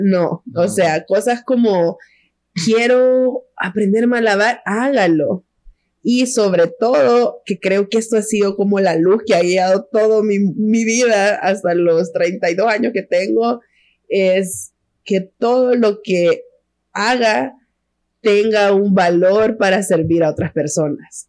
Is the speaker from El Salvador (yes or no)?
yes; El Salvador; somos tres, tres mujeres salvadoreñas